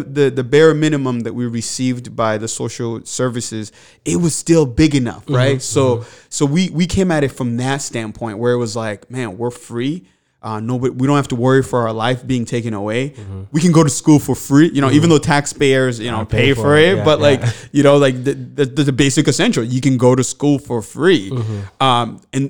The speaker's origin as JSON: {"language": "English", "country": "DR Congo", "tie": "born or raised there", "second_language": "English", "moved": "yes", "lives_now": "Manchester", "said": "I grew up in the Congo, and my father was assassinated. And in result of that, my family and I, we ended up at a refugee camp, and then we resettled to Manchester."}